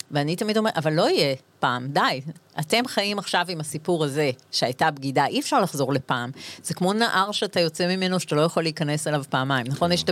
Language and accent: Hebrew; Israel; אנחנו הילדים שחיינו בימי, ביום כיפור, אה, במלחמת לבנון הראשונה, אנחנו, זה הילדות שלנו.